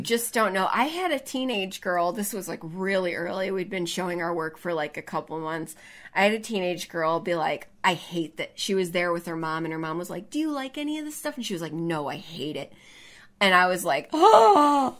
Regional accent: Chicago, Illinois, United States; moved away; that's my hometown

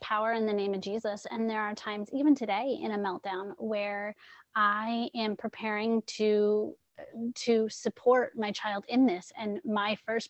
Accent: San Diego, California, United States; also born or lived in New England; now in Connecticut, United States; I grew up in San Diego, California, where everybody's happy and friendly

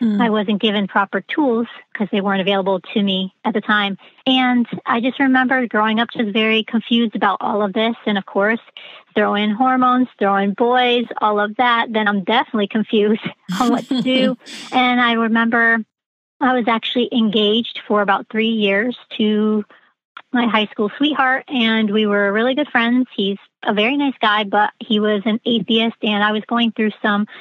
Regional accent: Connecticut, United States; I am from Connecticut, so the Northeast.

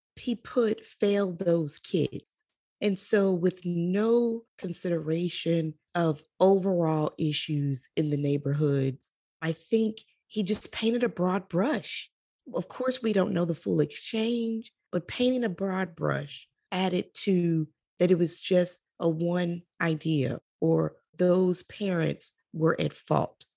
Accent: Chicago, Illinois, United States; I am from Chicago. I was born and raised there.

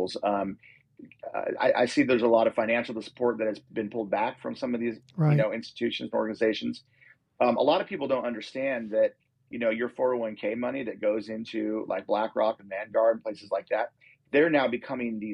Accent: United States; also born or lived in Montana / Costa Mesa, California; I'm an American

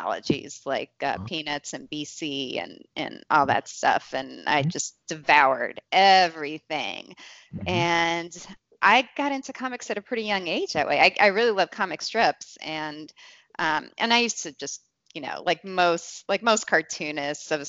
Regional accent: Kingston, Pennsylvania, United States; now in Cleveland, United States; I was in a youth group growing up in Kingston, Wilkes-Barre

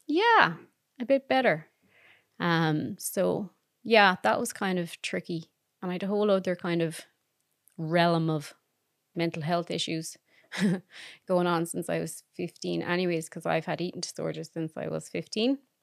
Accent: Claremorris, Connacht, Ireland; Clare Morris in County Mayo

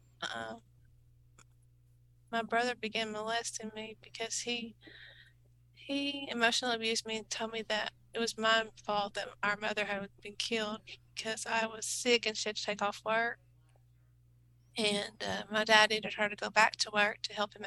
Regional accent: Anna, Texas, United States; I'm from Anna, Texas

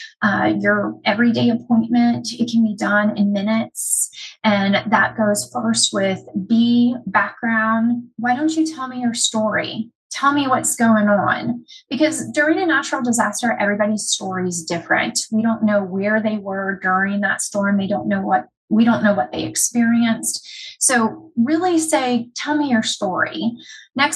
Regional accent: United States; My hometown was hit by Hurricane Katrina. My dad was living in New Orleans at the time.

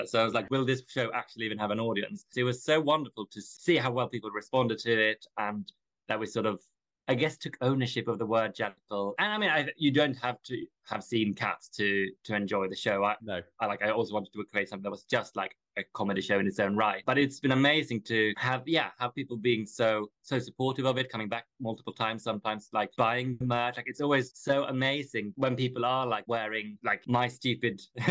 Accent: Sweden; now in United Kingdom; I'm from Sweden originally. I've been living in the UK for quite a while.

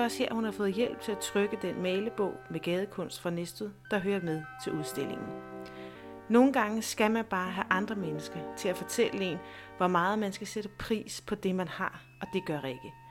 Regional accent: Næstved, Zealand, Denmark; moved away as an adult; er født og opvokset i Næste. I over 20 år har jeg været væk fra byen, og nu er jeg vendt tilbage

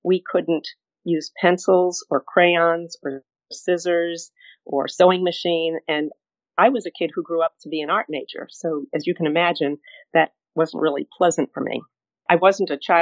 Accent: Providence, Rhode Island, United States; I was brought up in Providence, Rhode Island in the 1950s

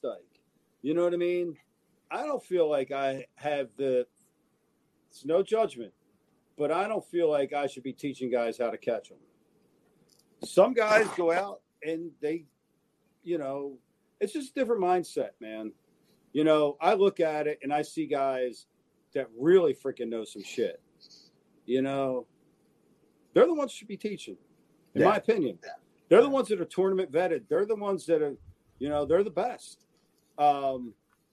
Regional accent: New Jersey, United States; I'm from Jersey.

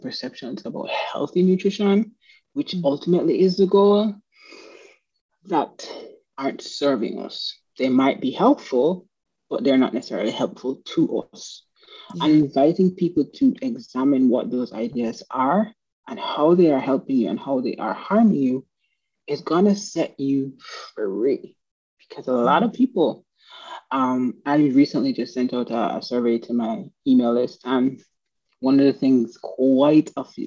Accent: Jamaica; moved away; I'm from Jamaica

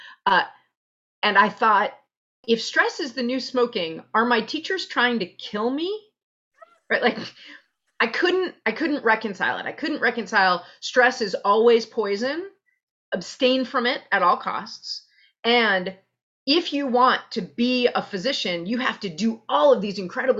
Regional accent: New York City, New York, United States; White Plains Road and Pelham Parkway, right around there. I was born at Einstein Hospital

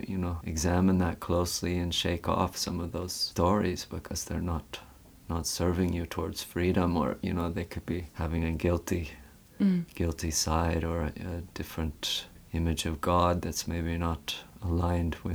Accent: West Vancouver, British Columbia, Canada; yeah, that's where I grew up in West Vancouver. Yeah, a very beautiful place, and also it's it's nearby the mountains.

